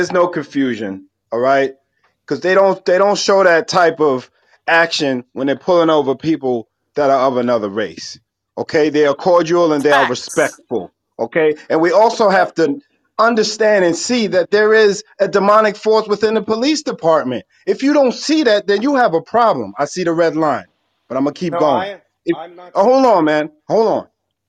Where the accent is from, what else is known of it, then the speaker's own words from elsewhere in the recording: New York City, New York, United States; I'm from Brooklyn, New York.